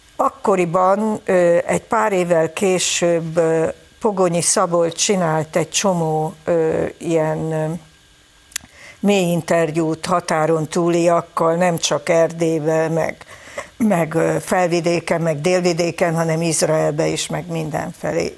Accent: Hungary; büszke magyarok vagyunk

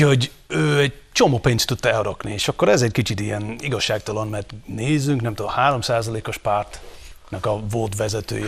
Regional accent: Scotland, United Kingdom; Hungarian is a second language; now in Hungary; én, mint nem született magyar, én, aki magyar lettem

